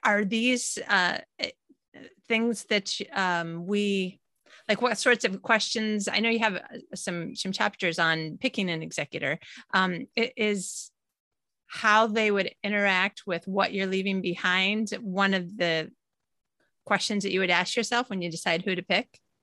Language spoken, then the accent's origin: English; United States; moved away as an adult; now in Sweden; I'm an American citizen, but living in Sweden. All of my family is in the U S.